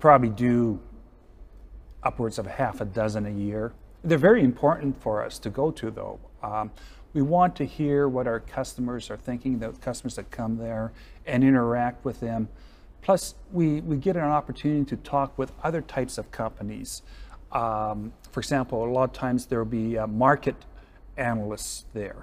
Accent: Western Canada, Prairie Provinces, Canada; I grew up in Western Canada in the Prairie Provinces

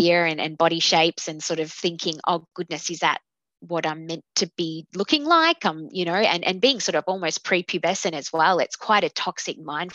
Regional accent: Melbourne, Victoria, Australia; I am 31 years old, and I am from Melbourne, Victoria

